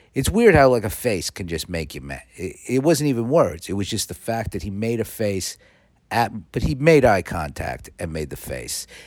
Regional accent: New York, United States; moved away; also born or lived in California; I know I'm in New York and I was born in New York

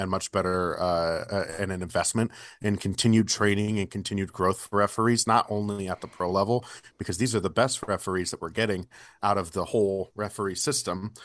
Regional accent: Bay Area, Northern California, United States; now in Kansas City, United States; So I grew up in the Bay Area. Uh, grew up in Northern California.

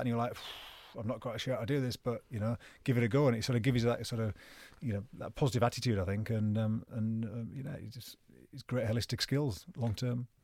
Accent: Penrith, North West England, United Kingdom; also born or lived in Carlisle; I'm from Penrith, a little village just outside Penrith, but Carl, Penrith Hospital was full at the time, so I went to Carlisle

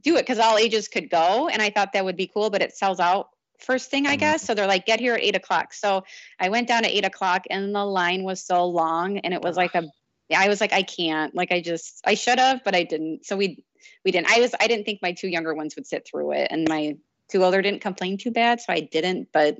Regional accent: Iowa, United States; And I may just be saying that because I'm from Iowa, but sure.

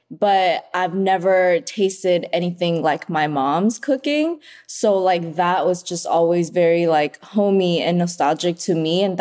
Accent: Vietnam; moved away; Okay, so growing up in Vietnam, like that Vietnamese food was just like regular food.

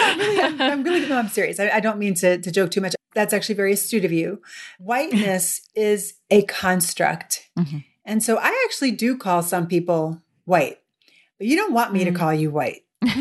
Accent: Midwest, United States; how does New York City interact with my history as a Midwesterner?

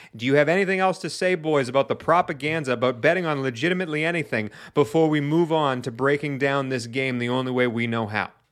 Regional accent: New England, United States; I hail from New England

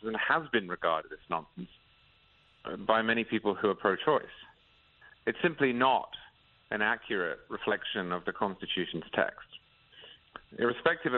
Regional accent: England, United Kingdom; I grew up in England

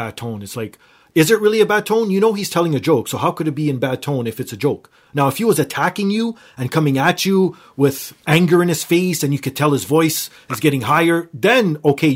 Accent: Toronto, Ontario, Canada; I'm from Toronto.

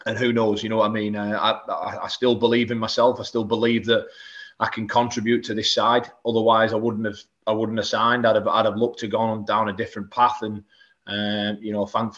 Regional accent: Whitehaven, North West England, United Kingdom; I didn't sign professional until I was 21 year old at my hometown club, Whitehaven

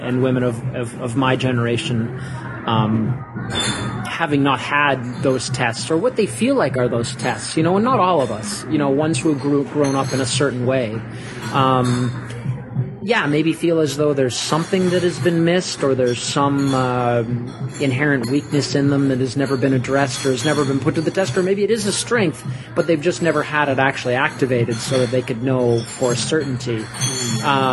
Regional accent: St. Catharines, Ontario, Canada; also born or lived in Niagara Falls; now in Toronto, Canada; I'm a son of Niagara Falls. I grew up in St. Catharines, which is about 20 minutes away

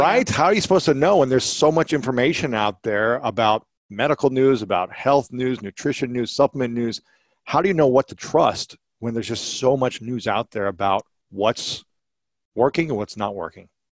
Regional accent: Ohio, United States; now in Los Angeles, United States; Growing up in Ohio

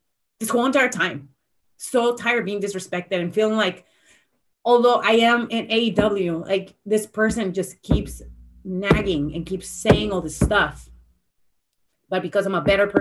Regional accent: San Antonio, Texas, United States; being at my hometown

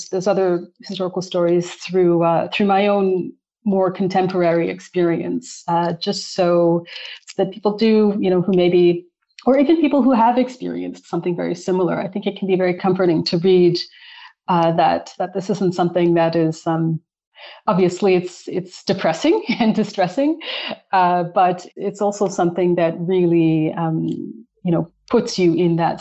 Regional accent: Calgary, Alberta, Canada; I'm from Calgary, born and raised

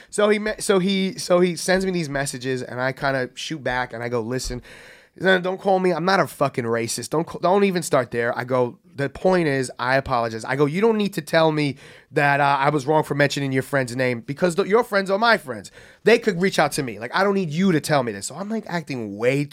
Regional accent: New York City, New York, United States; I'm, like, a happy gay kid from the Bronx

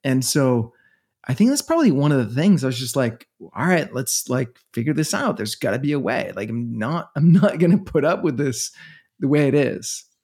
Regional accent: Denmark; moved away as an adult; now in New York City, United States; I'm from Denmark

